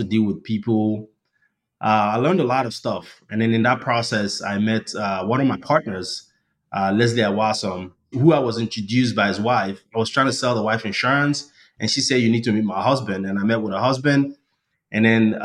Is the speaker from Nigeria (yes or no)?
yes; Nigeria; moved away as an adult; now in United States; I was born and raised in Nigeria. I came to the United States for grad school.